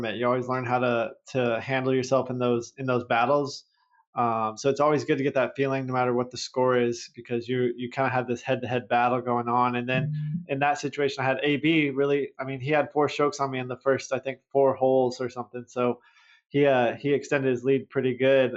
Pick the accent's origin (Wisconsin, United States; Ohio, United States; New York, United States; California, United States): California, United States; Southern; Growing up in Southern California